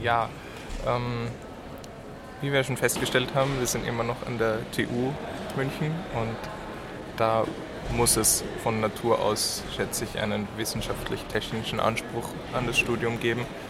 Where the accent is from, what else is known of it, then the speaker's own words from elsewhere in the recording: Graz, Styria, Austria; moved away as an adult; now in Munich, Germany; ich bin eigentlich aus Österreich, aus Graz